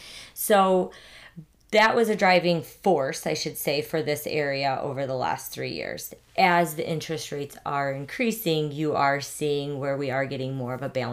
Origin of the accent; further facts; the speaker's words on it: Northwest Indiana, United States; also born or lived in Schererville, Indiana / St. John, Indiana; I was born and raised in Northwest Indiana.